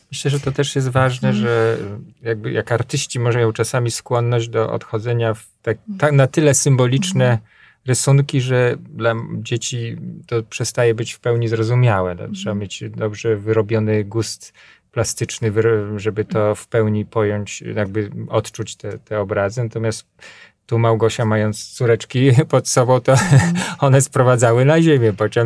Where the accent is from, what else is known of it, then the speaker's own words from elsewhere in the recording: Podlaskie Voivodeship, Poland; also born or lived in Grabowiec; u nas na Podlasiu